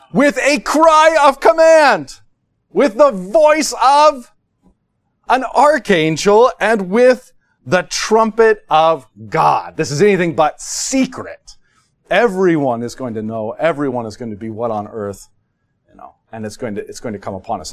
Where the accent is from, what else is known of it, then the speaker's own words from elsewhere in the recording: United States; we're American